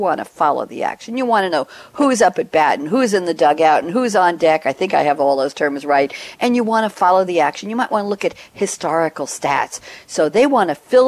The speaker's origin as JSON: {"language": "English", "town": "New York City", "region": "New York", "country": "United States", "tie": "born or raised there", "also_born_or_lived": "Great Neck, Long Island, New York", "moved": "as an adult", "lives_now": "Durham, United States", "said": "I grew up in Queens, another borough"}